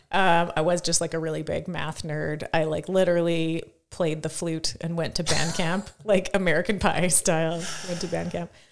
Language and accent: English; Saskatoon, Saskatchewan, Canada; I grew up about two hundred meters from where we are right now.